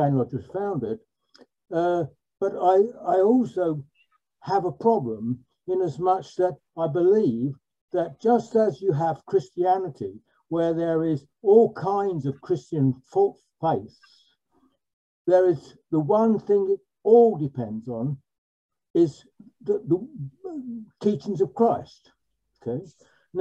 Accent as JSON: {"language": "English", "region": "London", "country": "United Kingdom", "said": "I'm boringly from London"}